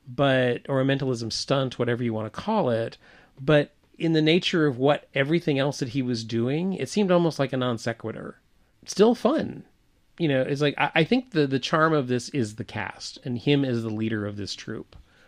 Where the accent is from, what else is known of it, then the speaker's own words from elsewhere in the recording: Deep South, United States; I probably heard those songs almost every day of my life. In the time that I grew up in the Deep South.